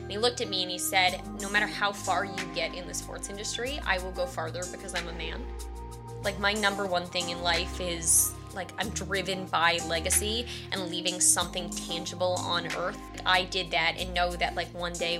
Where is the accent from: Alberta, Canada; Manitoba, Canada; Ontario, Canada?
Ontario, Canada; Barrie; I was raised in Barrie, Ontario, by my two parents with my brother